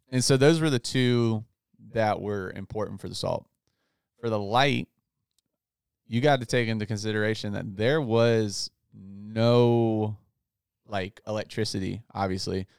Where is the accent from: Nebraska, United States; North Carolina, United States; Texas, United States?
North Carolina, United States; Outer Banks; moved away; my hometown in the Outer Banks